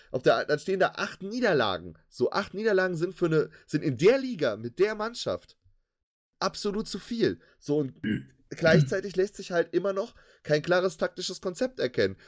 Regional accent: Cologne, North Rhine-Westphalia, Germany; als Kölner

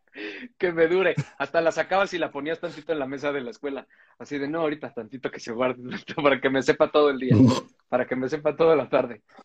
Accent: Mexico City, Mexico; yo crecí en Coajimalpa.

